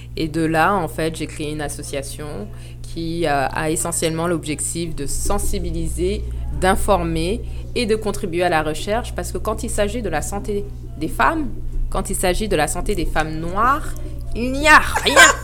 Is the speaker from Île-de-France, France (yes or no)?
yes; Île-de-France, France; moved away as an adult; now in Montreal, Canada; je suis née j'ai grandi en France, dans le 9-2